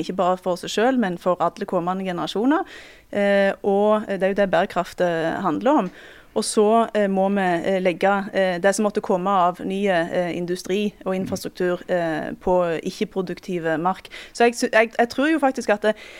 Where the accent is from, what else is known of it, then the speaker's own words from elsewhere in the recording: Time, Rogaland, Norway; i heimkommunen min, eh, Time